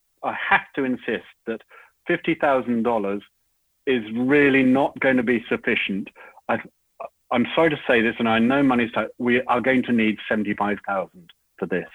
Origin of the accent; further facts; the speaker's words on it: United Kingdom; moved away as an adult; now in Sydney, Australia; as a Brit, well, Brit and Australian citizenship, but, you know, grew up as a Brit